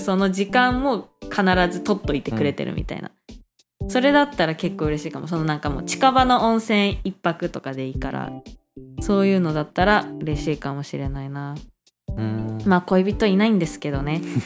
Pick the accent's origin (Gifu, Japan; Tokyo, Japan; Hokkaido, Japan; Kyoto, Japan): Hokkaido, Japan; now in Taiwan; 北海道から来ました